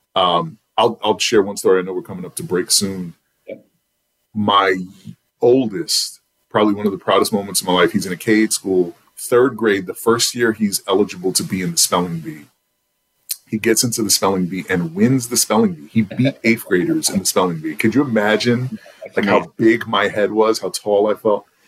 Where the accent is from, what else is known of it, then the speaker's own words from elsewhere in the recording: New York City, New York, United States; now in Charlotte, United States; I'm from Southside Jamaica, Queens